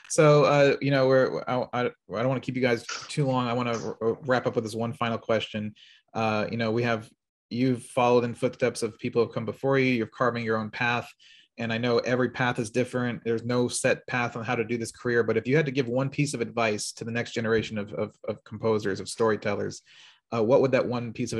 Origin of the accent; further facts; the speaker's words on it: Maryland, United States; also born or lived in Los Angeles; I'm from Maryland originally. I moved back home.